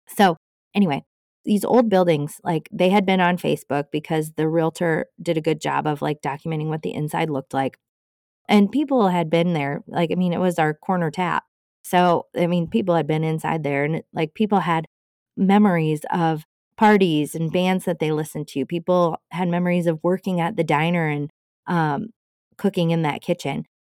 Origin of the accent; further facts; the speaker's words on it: Cascade, United States; my hometown of Cascade